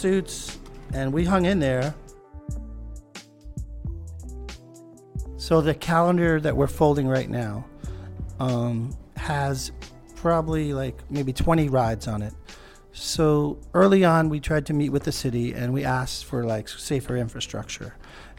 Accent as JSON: {"language": "English", "town": "New York City", "region": "New York", "country": "United States", "tie": "born or raised there", "said": "I was born in New York. I'm raised here."}